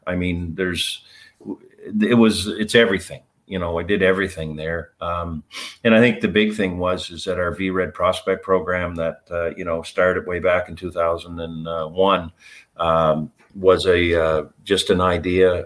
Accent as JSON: {"language": "English", "town": "Fredericton", "region": "New Brunswick", "country": "Canada", "tie": "born or raised there", "said": "as a young kid here in Fredericton, um, I was a rink rat"}